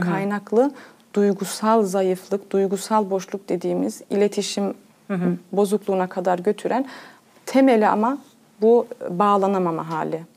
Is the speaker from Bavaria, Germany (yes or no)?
no; Cologne, North Rhine-Westphalia, Germany; doğuma büyüme Almanya Köln şehrinde kalıyorum. Almanya'da Köln şehrinde doğdum.